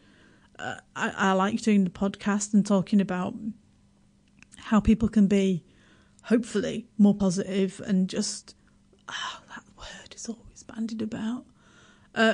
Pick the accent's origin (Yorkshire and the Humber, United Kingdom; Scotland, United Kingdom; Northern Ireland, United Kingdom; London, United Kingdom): Yorkshire and the Humber, United Kingdom; now in New Zealand; I'm from Yorkshire, I'm from Yorkshire